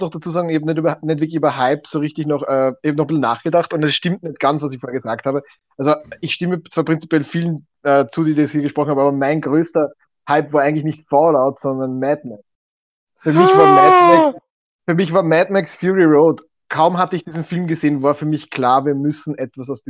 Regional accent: Italy; German is a second language; Ich bin Italiener, ich darf das.

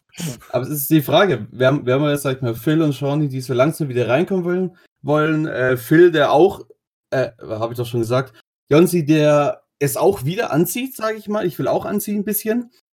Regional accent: Swabia, Germany; Ich bin Schwabe.

